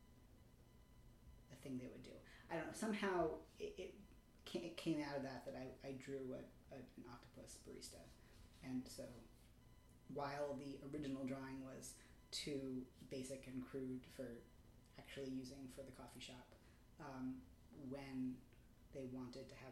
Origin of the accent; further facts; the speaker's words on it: New York City, New York, United States; I grew up in Manhattan